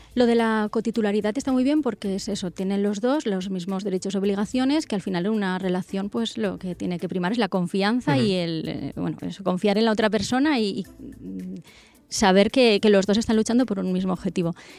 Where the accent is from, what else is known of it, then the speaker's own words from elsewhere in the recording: northern Castellón, Valencian Community, Spain; soy del norte de Castellón